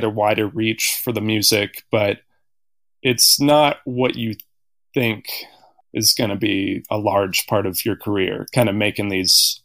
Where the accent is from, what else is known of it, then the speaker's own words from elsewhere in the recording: Bloomington, Indiana, United States; moved away as an adult; also born or lived in New Orleans, Louisiana; now in North Carolina, United States; Grew up in Indiana and went to school there as well